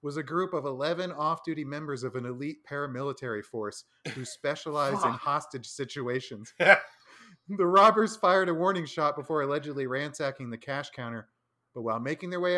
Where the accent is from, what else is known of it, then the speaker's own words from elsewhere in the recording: Florida, United States; also born or lived in Ohio; now in Colorado, United States; I grew up in Florida